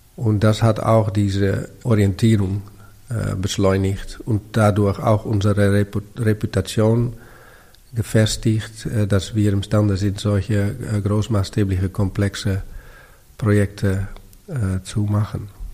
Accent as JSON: {"language": "German", "town": "Amsterdam", "region": "North Holland", "country": "Netherlands", "tie": "born or raised there", "also_born_or_lived": "Berlin", "second_language": "German", "moved": "as an adult", "said": "meine Jugend in Amsterdam im Zentrum"}